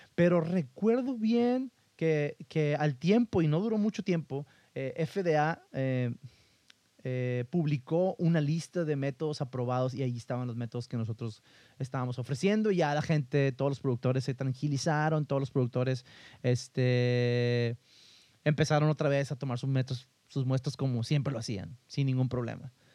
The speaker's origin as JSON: {"language": "Spanish", "region": "northern Mexico", "country": "Mexico", "said": "De aquí de donde yo soy, esta parte del norte de México"}